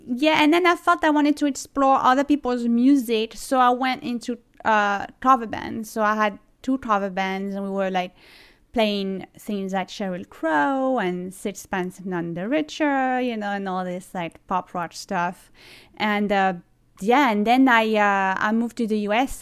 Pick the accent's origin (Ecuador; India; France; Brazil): France; Toulon, Provence-Alpes-Côte d'Azur; English is a second language; moved away as an adult; also born or lived in Cleveland, United States; now in New York City, United States; I was born in Toulon, uh, which is a city near, um, Nice